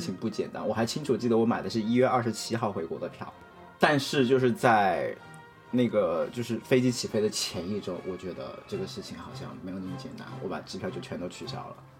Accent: Hunan, China; now in California, United States; 我是湖南人嘛

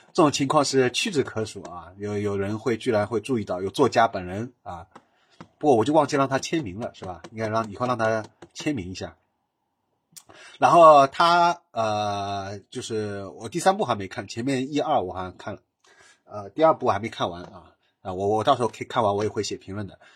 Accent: Shanghai, China; 因为我本身是上海人嘛

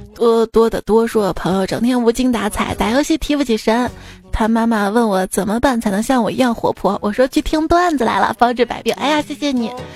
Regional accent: Xi'an, Shaanxi, China; 作为一名西安人啊

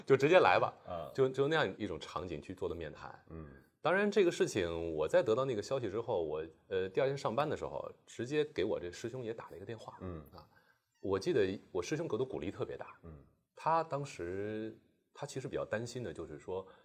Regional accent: Shanghai, China; moved away as an adult; also born or lived in Beijing; 我来自于上海，就是嗯。从小在上海这个大都市

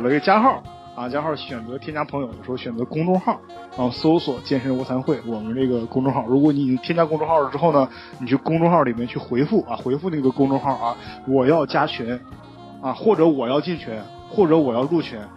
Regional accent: Northeast China, China; moved away; also born or lived in Guangzhou; 我是一匹来自东北的狼

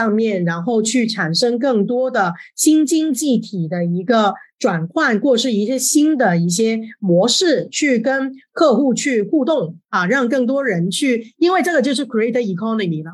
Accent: Hong Kong; moved away as an adult; now in Shanghai, China; 我是一个香港人，但是是二零零九年就来到了上海

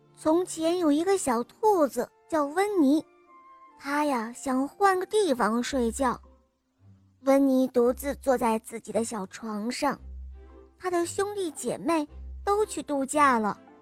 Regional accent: Harbin, Heilongjiang, China; 今年我四岁半了，我来自哈尔滨

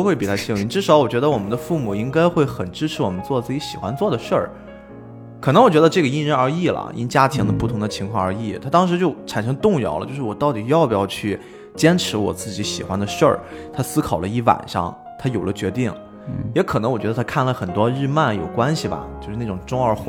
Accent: China; 我们中国人比较好理解的话，就是我会写小说，我自己不一定非要找出版社去出版。

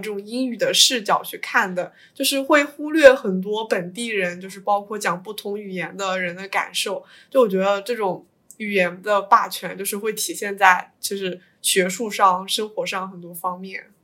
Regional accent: Suzhou, Jiangsu, China; 我是苏州人

